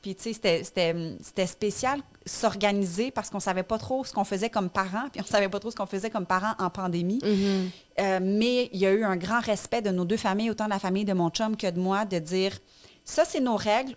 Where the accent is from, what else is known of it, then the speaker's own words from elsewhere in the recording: Abitibi, Quebec, Canada; moved away as an adult; now in Montreal, Canada; on a grandi en Abitibi